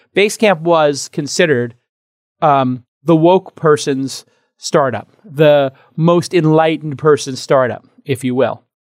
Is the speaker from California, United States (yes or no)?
no; New York City, New York, United States; moved away; now my hometown, New York City